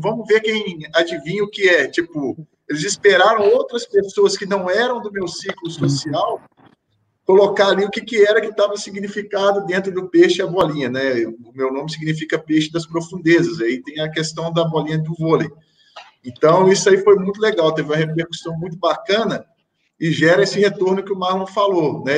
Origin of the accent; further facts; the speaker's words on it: Brazil; moved away as an adult; é muito importante eu manter laços com o meu país de origem, né? É, é onde eu sou enraizado, eu tenho total interesse de voltar a atuar no Brasil como treinador.